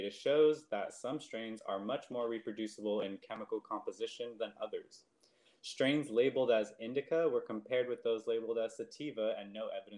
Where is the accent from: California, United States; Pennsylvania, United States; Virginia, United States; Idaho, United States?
California, United States; San Gabriel Valley; where I grew up in San Gabriel Valley